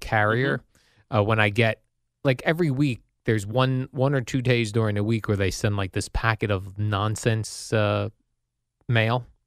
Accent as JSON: {"language": "English", "town": "Colonia", "region": "New Jersey", "country": "United States", "tie": "born or raised there", "also_born_or_lived": "Basking Ridge, New Jersey", "said": "I grew up in Colonia and even in Basking Ridge"}